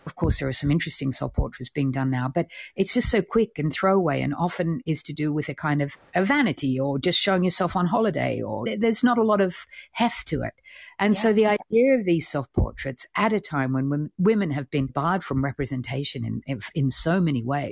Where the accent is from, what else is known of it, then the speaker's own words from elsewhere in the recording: Australia; I'm Australian